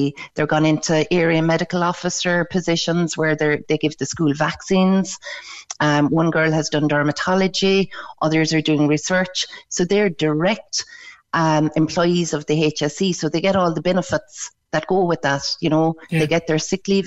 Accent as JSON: {"language": "English", "area": "Beara", "region": "Munster", "country": "Ireland", "said": "I'm from Beara"}